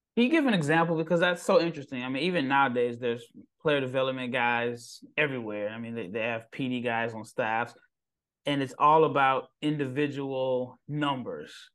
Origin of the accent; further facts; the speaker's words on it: Nebraska, United States; I'm from Nebraska